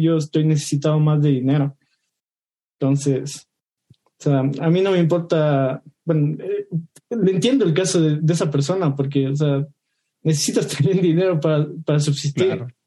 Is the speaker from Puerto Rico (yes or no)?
no; Ecuador; soy de Ecuador